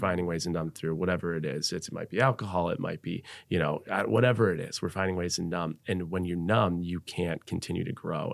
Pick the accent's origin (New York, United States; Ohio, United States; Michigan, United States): New York, United States; Buffalo; moved away as an adult; also born or lived in Seattle; I was born and raised in Buffalo, New York